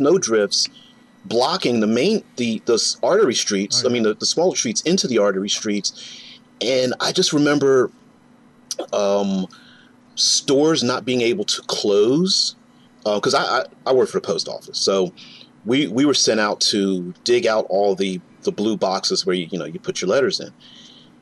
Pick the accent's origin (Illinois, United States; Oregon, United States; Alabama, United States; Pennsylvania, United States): Pennsylvania, United States; Philadelphia; also born or lived in central Ohio; now in Ohio, United States; I'm in Ohio now, central Ohio, but I grew up on the East Coast, Philadelphia, Pennsylvania